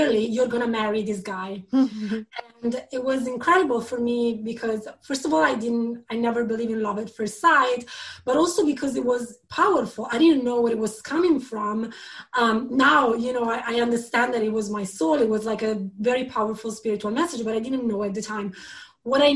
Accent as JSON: {"language": "English", "town": "Milan", "region": "Lombardy", "country": "Italy", "tie": "born or raised there", "also_born_or_lived": "London", "second_language": "English", "moved": "as an adult", "said": "I was born in Milan"}